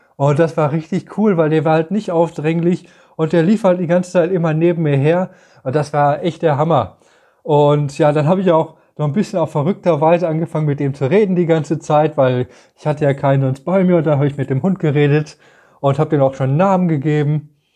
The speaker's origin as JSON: {"language": "German", "country": "Germany"}